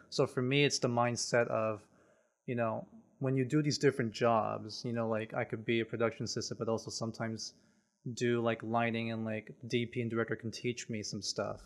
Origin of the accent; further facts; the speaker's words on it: San Jose, California, United States; now in Los Angeles, United States; I was born and raised in San Jose, basically Silicon Valley.